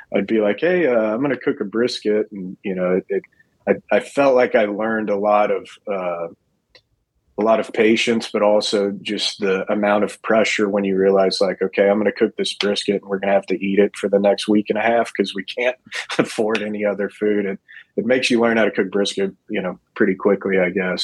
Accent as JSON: {"language": "English", "town": "Fort Worth", "region": "Texas", "country": "United States", "tie": "born or raised there", "said": "I'm born and raised in Fort Worth"}